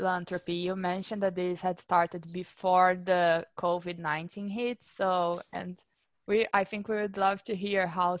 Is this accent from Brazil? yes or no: yes; Brazil; moved away; We are both from Brazil. We are actually both from the same city.